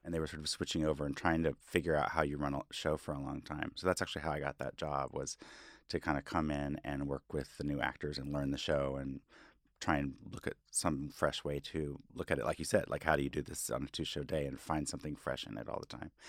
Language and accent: English; Fayetteville, Arkansas, United States; moved away as an adult; also born or lived in Los Angeles; now in New York, United States; in Arkansas, I grew up in a very